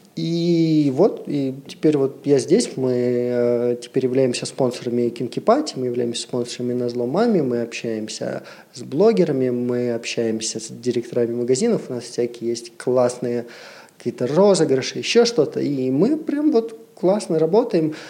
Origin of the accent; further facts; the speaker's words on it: Siberia, Russia; moved away; Я вообще из Сибири. То есть у меня достаточно вот все такое патриархальное. Ну, почему как бы 20 трем годам я ничего не видел. Я из Сибири, у меня родители в Сибири живут, э, в маленьких шахтерских э, городах